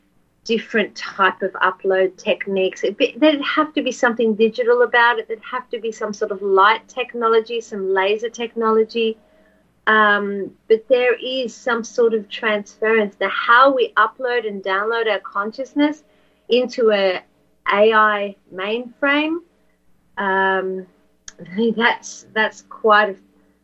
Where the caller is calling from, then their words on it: Australia; because I'm ringing from Australia